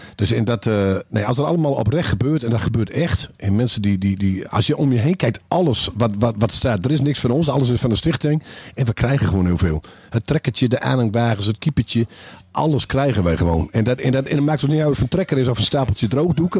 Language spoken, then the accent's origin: Dutch; Groningen, Netherlands; wij als Groningers